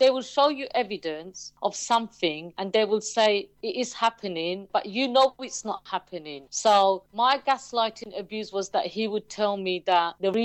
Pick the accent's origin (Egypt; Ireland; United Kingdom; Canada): United Kingdom; London; also born or lived in Bow, London / Stratford, London; I was born in Bow in East London, a beautiful part of East London. And then we moved to Stratford, and we're still here in Stratford. So I've always been an East London girl